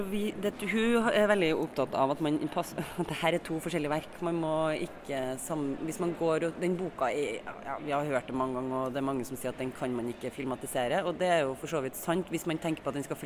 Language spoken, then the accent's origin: Norwegian; Trondheim, Trøndelag, Norway; Jeg er fra Trondheim.